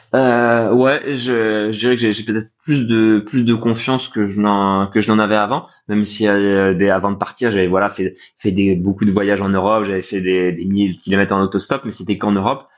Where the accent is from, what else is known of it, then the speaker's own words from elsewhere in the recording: Nancy, Grand Est, France; moi je viens de Nancy ce qui fait que dans l'est de la France